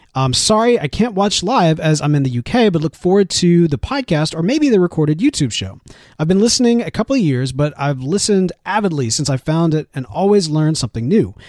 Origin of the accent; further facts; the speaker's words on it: Jackson, Mississippi, United States; Growing up in Jackson, Mississippi